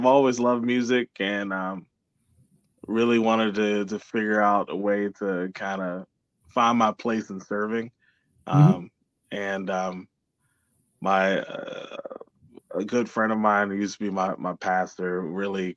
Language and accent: English; Georgia, United States; also born or lived in Washington, D.C.; now in Columbiana, United States; I'm originally from Washington, D.C. I grew up in Georgia